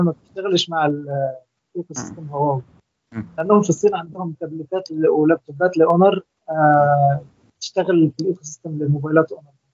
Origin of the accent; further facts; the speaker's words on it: Egypt; وأنا طبعا مصري